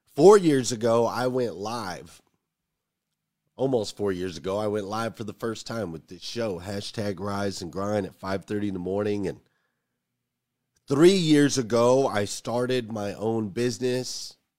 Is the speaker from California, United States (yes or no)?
no; Arizona, United States; I grew up in Arizona